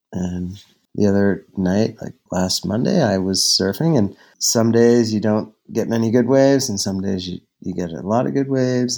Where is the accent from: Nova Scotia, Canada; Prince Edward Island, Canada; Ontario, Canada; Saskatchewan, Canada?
Nova Scotia, Canada; Halifax; moved away as an adult; also born or lived in Victoria, British Columbia; I grew up in Halifax when I finished dental school at Dal